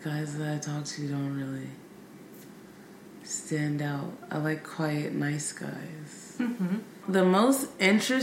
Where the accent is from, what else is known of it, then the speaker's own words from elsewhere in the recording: Bay Area, California, United States; I grew up in the Bay Area